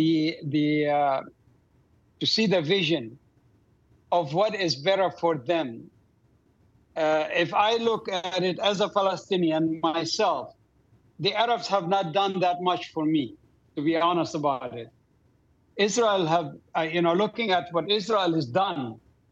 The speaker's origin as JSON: {"language": "English", "town": "Doha", "country": "Qatar", "tie": "born or raised there", "moved": "yes", "said": "I grew up in Doha, Qatar."}